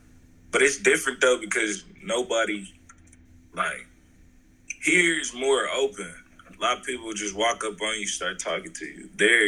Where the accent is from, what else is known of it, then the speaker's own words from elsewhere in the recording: Kansas City, Missouri, United States; moved away as an adult; now in Las Vegas, United States; I'm from Kansas City, Missouri.